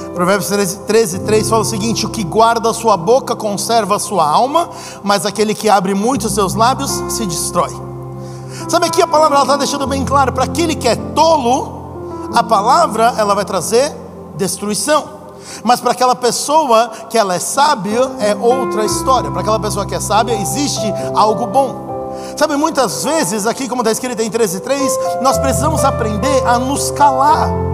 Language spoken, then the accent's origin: Portuguese; Brazil; para todos nós que somos brasileiros